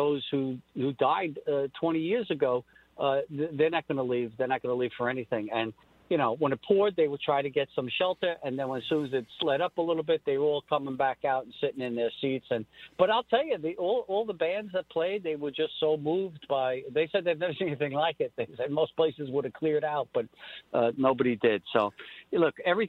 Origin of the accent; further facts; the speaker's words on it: New York City, New York, United States; Staten Island, my hometown